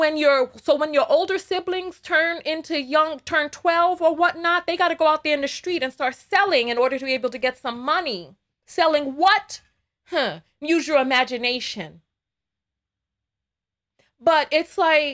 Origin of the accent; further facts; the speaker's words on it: New York City, New York, United States; I am from the Bronx. But you hear me, I don't sound like Cardi B.